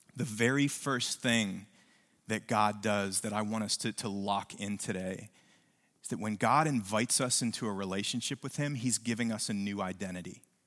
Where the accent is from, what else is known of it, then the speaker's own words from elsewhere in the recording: West Virginia, United States; now in New Braunfels, United States; when I was a kid, I grew up in West Virginia